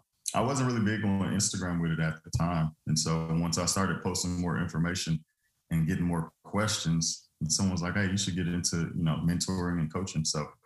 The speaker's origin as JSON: {"language": "English", "town": "Leesville", "region": "Louisiana", "country": "United States", "tie": "born or raised there", "also_born_or_lived": "Sulzbach-Rosenberg, Germany", "lives_now": "Dallas, United States", "said": "I was born in Sulzbach, Rosenberg, Germany, and then I was raised in Leesville, Louisiana, which is a super small town, but we were military"}